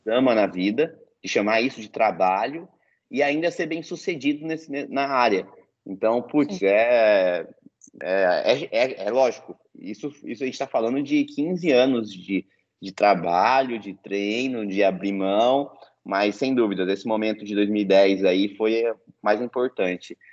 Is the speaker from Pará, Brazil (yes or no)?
no; Piraju, São Paulo, Brazil; also born or lived in Foz do Iguaçu; eu sou aqui de Piraju